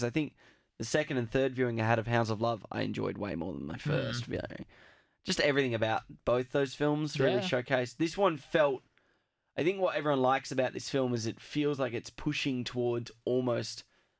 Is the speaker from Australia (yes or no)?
yes; Australia; because we're Australian